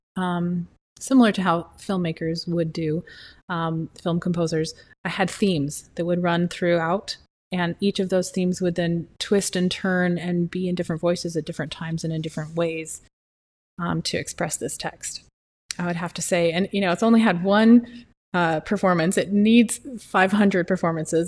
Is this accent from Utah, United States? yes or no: yes; Utah, United States; now in Arizona, United States; I'm from Utah, and the mountains and water and lakes and streams and rain and the smell and trees, trees, trees, trees. I live in Arizona.